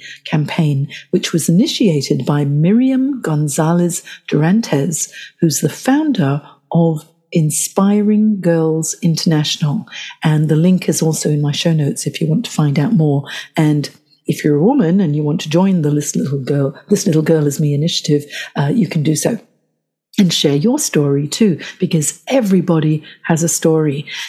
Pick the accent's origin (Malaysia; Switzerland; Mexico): Malaysia; Johor Bahru, Johor; also born or lived in Hong Kong; So my father's work as a Malayan civil servant and academic meant that I grew up in Johor Bahru in Hong Kong